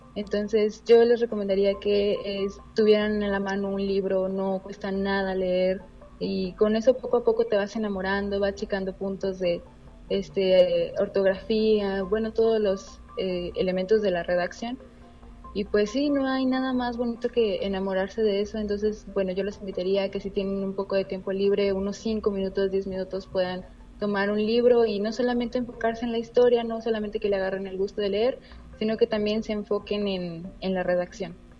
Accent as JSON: {"language": "Spanish", "country": "Mexico", "said": "los mexicanos siempre nos"}